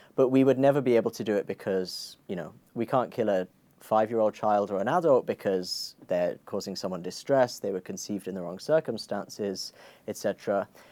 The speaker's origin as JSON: {"language": "English", "town": "Croydon", "region": "London", "country": "United Kingdom", "tie": "born or raised there", "said": "I grew up in Croydon"}